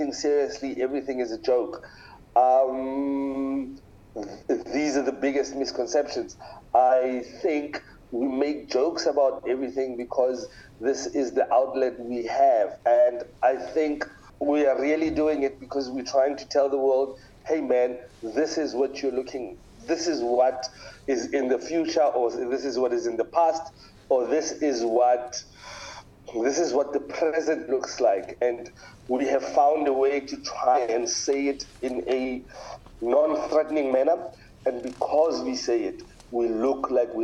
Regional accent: Pretoria, Gauteng, South Africa; moved away as an adult; now in Cape Town, South Africa; I am originally from Pretoria. I live in Cape Town.

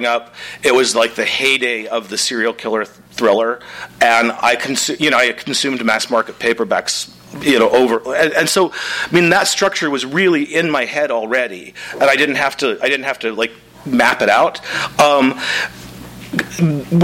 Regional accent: Midwest, United States; I'm from the Midwest

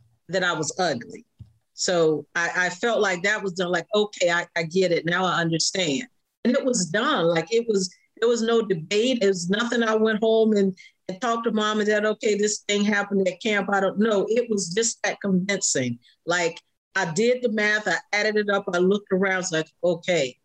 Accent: Jacksonville, Florida, United States; I was born and raised in Jacksonville, Florida

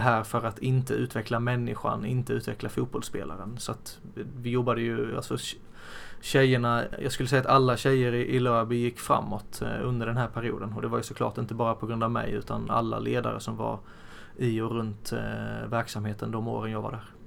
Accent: Blekinge, Sweden; now in Västerås, Sweden; sen har jag mamma och pappa hemma i Blekinge

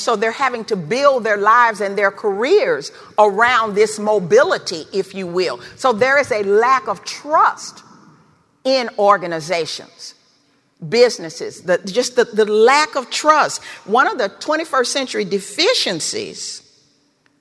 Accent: Memphis, Tennessee, United States; I learned how to walk in Memphis. I was born in Memphis. My family lived in the Foot Home Housing Projects

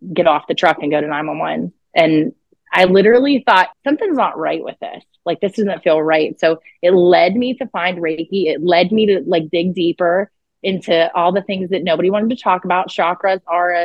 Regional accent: outside of Pittsburgh, southwestern Pennsylvania, United States; southwestern Pennsylvania. So okay, right outside of Pittsburgh. Mm-hmm, yeah, about 40 minutes outside of Pittsburgh

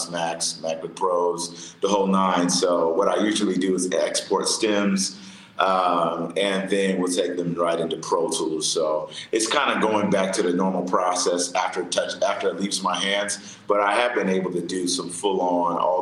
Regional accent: Atlanta, Georgia, United States; I'm from Atlanta, Georgia

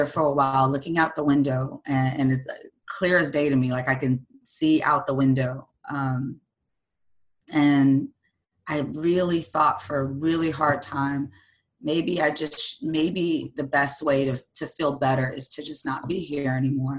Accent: Mississippi, United States; I grew up in a traditional, I'm from Mississippi, so I'm in the Bible Belt state, in this area, on the coast

